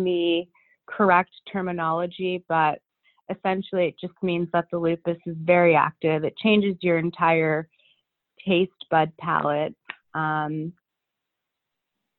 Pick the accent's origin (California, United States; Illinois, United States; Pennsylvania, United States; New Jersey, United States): New Jersey, United States; Princeton; now in New York, United States; I was raised in Princeton, New Jersey